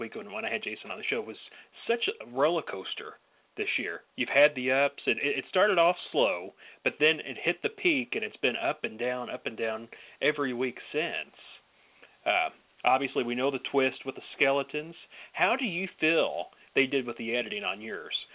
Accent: the South, United States; accent: southern; My southern accent

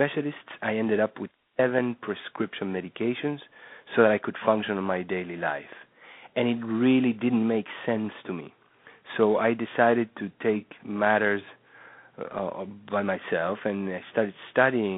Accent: Uruguay; moved away as an adult; also born or lived in New York; I was born in Uruguay where I grew up and went to medical school

